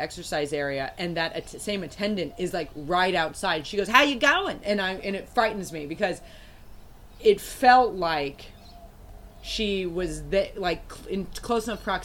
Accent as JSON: {"language": "English", "country": "United States", "said": "I'm American"}